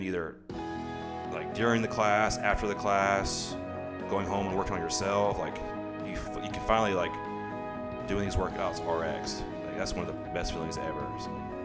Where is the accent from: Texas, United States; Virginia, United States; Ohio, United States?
Texas, United States; The Woodlands; also born or lived in DeSoto, Texas / Dallas, Texas; I'm from the, from Dallas. I lived in DeSoto till I was six, and my dad's job transferred him to Houston. That's when we moved to the Woodlands